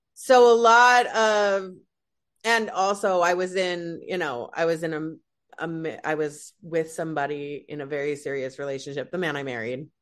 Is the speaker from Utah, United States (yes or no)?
yes; Salt Lake City, Utah, United States; moved away as an adult; now in Los Angeles, United States; originally from Salt Lake City, Utah